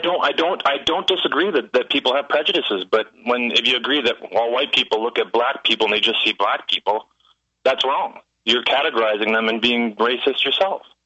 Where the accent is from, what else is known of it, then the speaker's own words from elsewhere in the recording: Toronto, Ontario, Canada; I grew up in Toronto, Ontario, Canada, and it was very uh, multi ethnic.